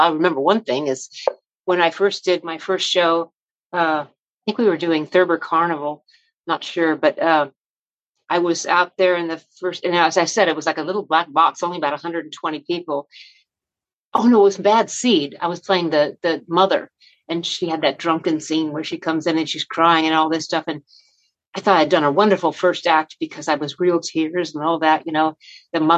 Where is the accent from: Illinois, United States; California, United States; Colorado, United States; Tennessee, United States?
California, United States; Long Beach; also born or lived in New York; now in Los Angeles, United States; I grew up in Long Beach, California